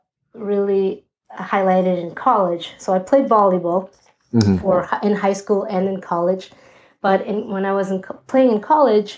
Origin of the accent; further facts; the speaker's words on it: Lima, Peru; also born or lived in Northborough, Massachusetts, United States / Loma Linda, California, United States; now in New York City, United States; I grew up in Lima, Peru